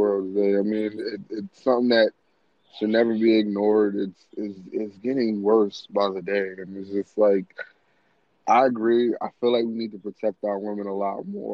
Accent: New York City, New York, United States; moved away; I'm from New York

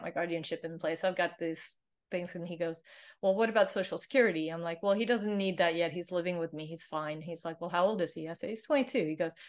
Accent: Sweden; English is a second language; So I'm originally from Sweden, so Viking blood is there.

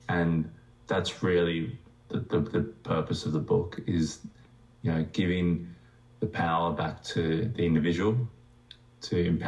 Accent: Cronulla, New South Wales, Australia; also born or lived in Johannesburg, South Africa; I came to Australia when I was two.

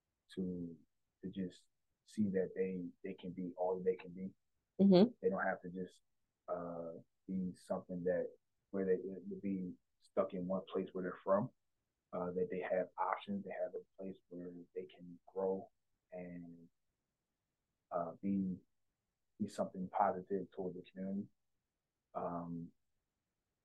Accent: District Heights, Maryland, United States; I'm from Disher Heights, Maryland. I'm born and raised.

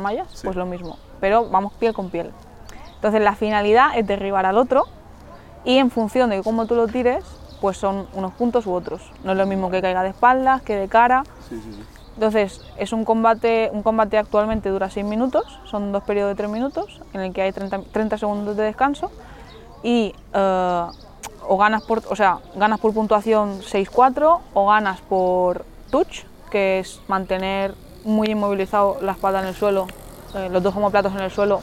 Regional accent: Mallorca, Balearic Islands, Spain; tengo 27 años, soy de Mallorca.

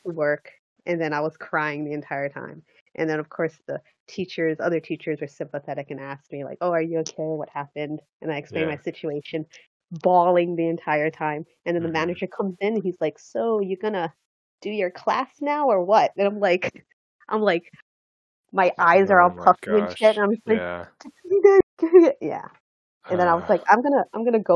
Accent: Hawaii, United States; coming from Hawaii, living in Hawaii and coming from Hawaii

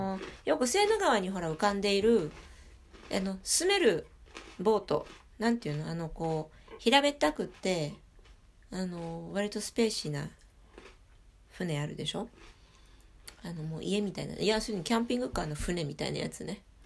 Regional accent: Paris, Île-de-France, France; 私も、あのパリで育ってるから

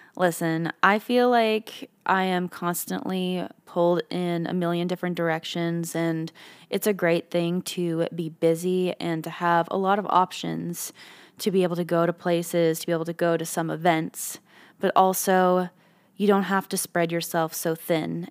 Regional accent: Canada; being a Canadian

